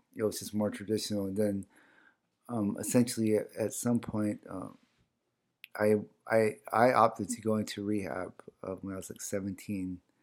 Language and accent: English; Salt River, Arizona, United States; first language O'odham; English is a second language; also born or lived in Sacaton, Gila River, Arizona; I was actually born in Sakuton on the Gila River. And, um, but I was, but I grew up in Sal's.